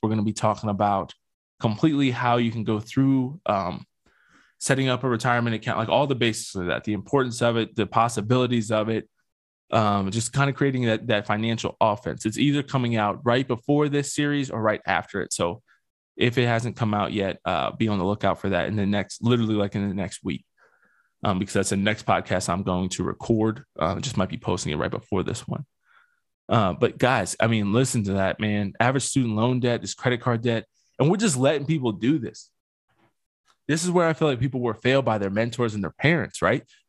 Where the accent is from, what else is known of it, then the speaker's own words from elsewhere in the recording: Pennsylvania, United States; now in Colorado, United States; I'm from Pennsylvania